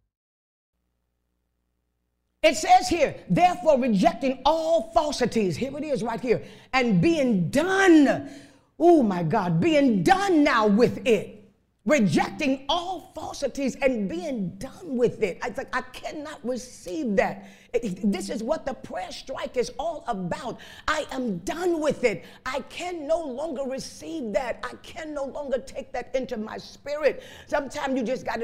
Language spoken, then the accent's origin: English; Chicago, Illinois, United States; I was raised up in Chicago on the west side